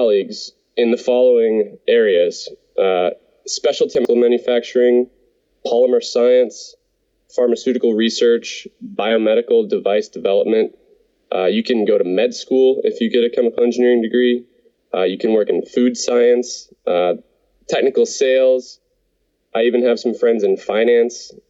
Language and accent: English; Ohio, United States; moved away as an adult; also born or lived in Pennsylvania / Texas / Colorado; I grew up in Ohio, and like you said, graduated from Penn State. Since then, I've lived and worked in Pennsylvania, Texas, and Colorado, and I now work overseas.